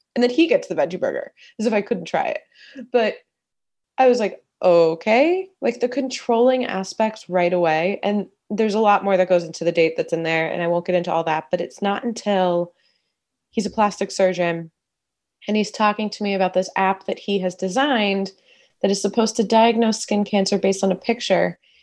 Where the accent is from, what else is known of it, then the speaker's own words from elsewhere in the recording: East Coast, United States; moved away as an adult; now in Los Angeles, United States; I grew up on the East Coast, went to college on the East Coast, and then about ten years ago, I moved to Los Angeles